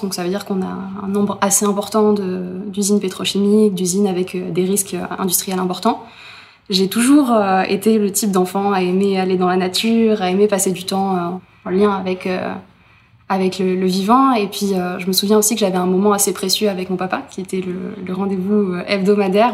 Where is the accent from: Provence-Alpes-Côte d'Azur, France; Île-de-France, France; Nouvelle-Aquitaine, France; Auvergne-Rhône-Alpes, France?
Provence-Alpes-Côte d'Azur, France; Berre-l'Étang; chez moi, à Berlétan